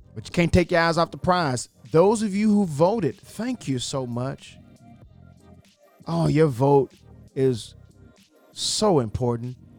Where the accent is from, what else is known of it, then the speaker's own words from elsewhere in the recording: Texas County, Arkansas, United States; Y'all know I'm country. I'm from Texas County, Arkansas